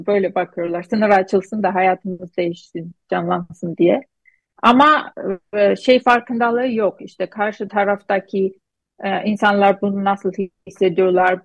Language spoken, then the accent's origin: Turkish; Gyumri, Shirak, Armenia; Turkish is a second language; moved away as an adult; also born or lived in Istanbul, Turkey; now in Boston, United States; Gümrü'den Gümrü, Gümrülüyüm ben